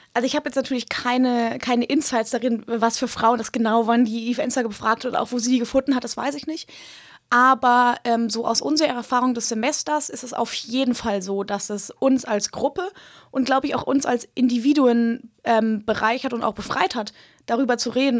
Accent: Germany; wir als Deutsche

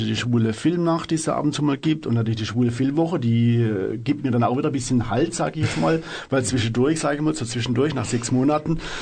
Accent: Freiburg, Baden-Württemberg, Germany; Ich bin aus Freiburg

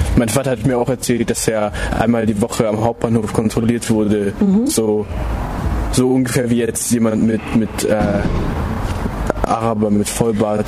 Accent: Stuttgart, Baden-Württemberg, Germany; ich bin Deutscher, so, ja, ich bin in Stuttgart aufgewachsen

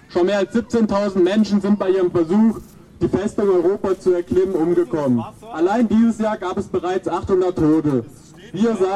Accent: Albania

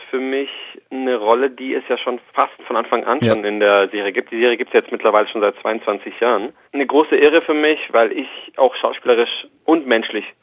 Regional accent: Villingen-Schwenningen, Baden-Württemberg, Germany; Ich bin tatsächlich ein Schwabe. Ich komme aus Schwenningen

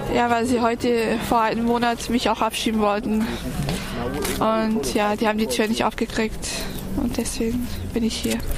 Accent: Serbia; now in Germany; Wir kommen aus Serbien auch, aber wir sind auch Roma

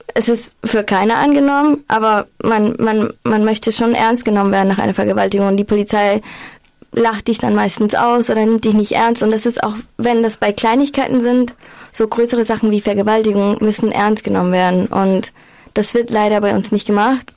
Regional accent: Lima, Peru; now in Freiburg, Germany; ich komme aus Lima

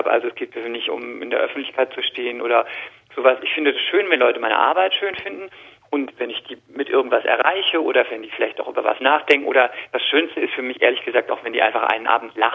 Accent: Rhineland-Palatinate, Germany; accent: Palatine; ich bin eine Christin, ich komme aus der Palz

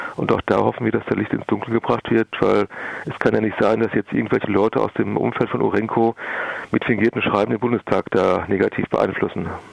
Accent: Germany; hier bei uns in Deutschland

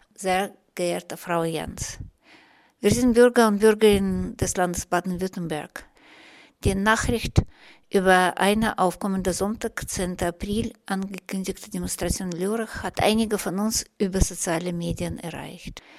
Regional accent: Russia; German is a second language; now in Germany; Als Russin ähm, habe ich oder als Migrantin äh, in Deutschland lebend

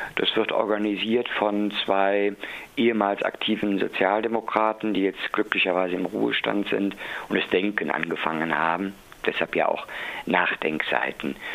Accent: Cologne, North Rhine-Westphalia, Germany; ich bin ein Kölner

